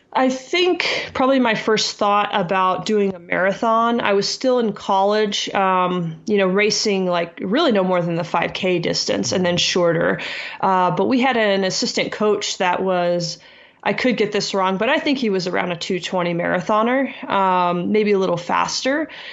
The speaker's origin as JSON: {"language": "English", "region": "South Texas", "country": "United States", "tie": "born or raised there", "said": "I grew up in South Texas"}